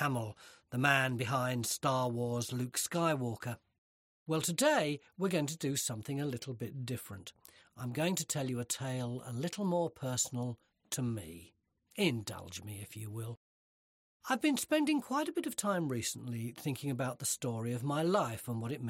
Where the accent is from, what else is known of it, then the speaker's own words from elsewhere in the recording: London, United Kingdom; I was brought up in respectable South Woodford